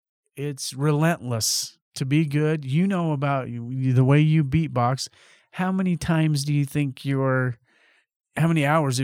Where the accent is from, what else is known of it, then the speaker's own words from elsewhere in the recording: Colorado, United States; because we're from Colorado.